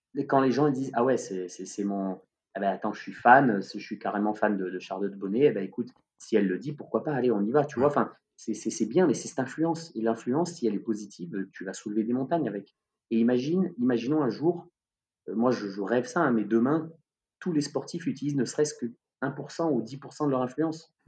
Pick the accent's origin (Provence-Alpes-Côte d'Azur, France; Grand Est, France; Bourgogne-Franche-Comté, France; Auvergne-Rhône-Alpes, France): Provence-Alpes-Côte d'Azur, France; Marseille; nous en tant que Marseillais